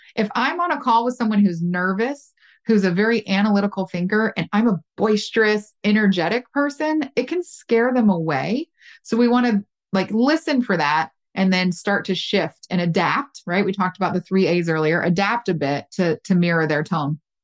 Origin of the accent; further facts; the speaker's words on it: the South, United States; I'm from the South